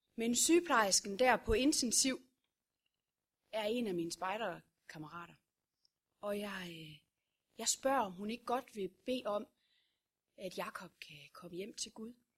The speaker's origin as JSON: {"language": "Danish", "town": "Vorbasse", "region": "Southern Denmark", "country": "Denmark", "tie": "born or raised there", "said": "Det er jeg fra Vorbasse"}